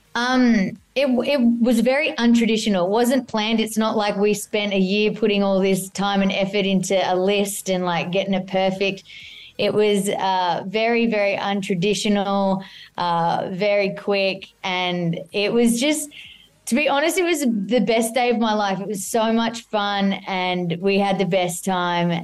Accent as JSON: {"language": "English", "country": "Australia", "accent": "Aussie"}